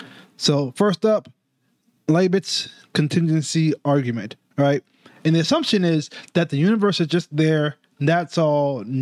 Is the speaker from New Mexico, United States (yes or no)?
no; New York, United States; I'm a New Yorker.